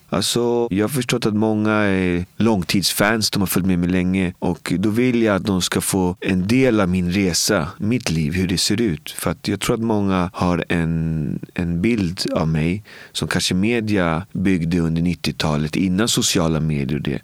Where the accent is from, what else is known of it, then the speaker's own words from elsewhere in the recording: Botkyrka, Stockholm County, Sweden; Jag kom från Albin och Botkyrka och jag brukar säga att det är som att leva i Bibeln